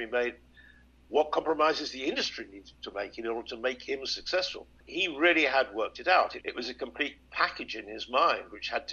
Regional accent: United Kingdom; we're taught when we're young, certainly in Britain

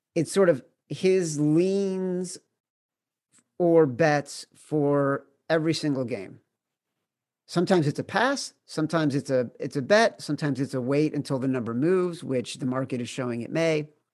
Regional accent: Highland Park, Illinois, United States; I grew up in Highland Park.

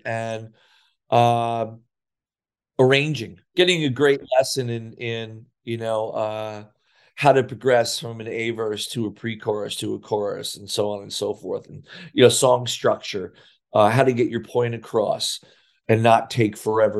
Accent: Sayreville, New Jersey, United States; I couldn't get a job in my hometown of Sayreville and or the surrounding area.

